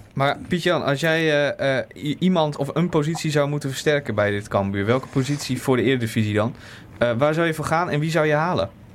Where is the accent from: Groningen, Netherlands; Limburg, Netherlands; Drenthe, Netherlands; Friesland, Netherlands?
Groningen, Netherlands; kom ik uit Groningen.